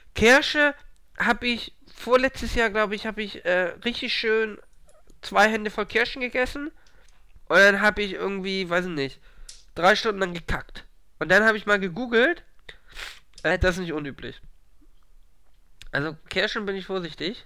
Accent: Hamburg, Germany; Ich bin aus Hamburg

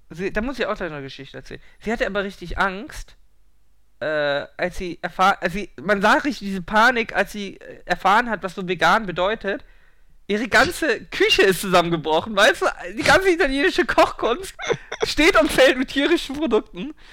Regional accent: Hamburg, Germany; die waren alle auf dem Fischmarkt hier in Hamburg was einen irgendwie als Hamburger wundert, weil so geil ist der Fischmarkt ja nicht.

